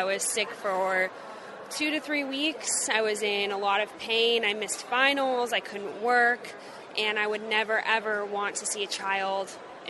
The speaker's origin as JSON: {"language": "English", "region": "Southern California", "country": "United States", "moved": "yes", "lives_now": "Mississippi, United States", "said": "Well, originally I'm from Southern California"}